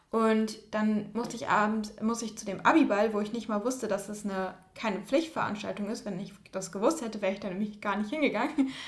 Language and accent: German; Schleswig-Holstein, Germany; Schleswig-Holstein. Doch, Schleswig-Holstein.